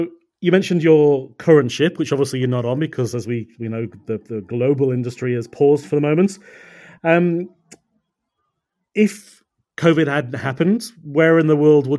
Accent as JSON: {"language": "English", "region": "England", "country": "United Kingdom", "said": "I'm a POM"}